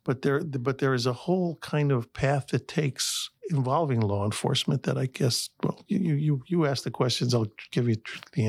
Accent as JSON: {"language": "English", "town": "Chicago", "region": "Illinois", "country": "United States", "tie": "born or raised there", "said": "I'm from Chicago all my life"}